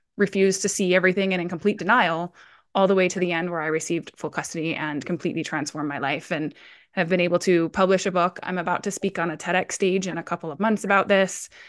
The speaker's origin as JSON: {"language": "English", "region": "Hawaii", "country": "United States", "tie": "born or raised there", "also_born_or_lived": "Colorado", "moved": "yes", "lives_now": "Oregon, United States", "said": "originally I'm actually born and raised in Hawaii. Uh, I lived in Colorado for fifteen years, and I'm now based out of Oregon."}